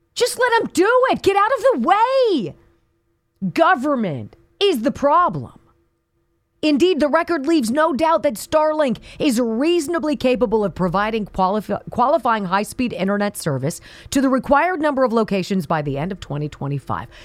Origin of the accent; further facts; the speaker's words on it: California, United States; I'm partial to California. It's my home state